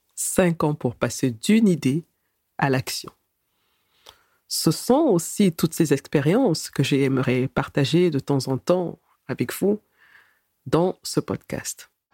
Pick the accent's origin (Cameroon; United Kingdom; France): Cameroon; moved away as an adult; also born or lived in Germany; Je suis née et j'ai grandi au Cameroun, que je quitte à l'âge de 19 ans